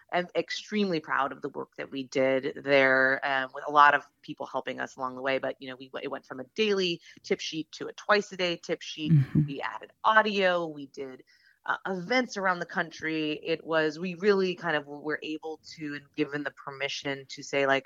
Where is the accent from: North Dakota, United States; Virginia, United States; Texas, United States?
North Dakota, United States; moved away as an adult; now in Washington, D.C., United States; I'm from North Dakota